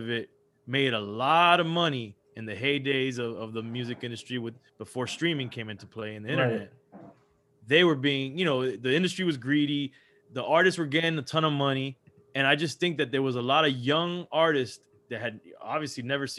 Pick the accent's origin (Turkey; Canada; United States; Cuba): Cuba; I grew up around Colombians, you know, I'm Cuban, but I grew up around a lot of Colombians.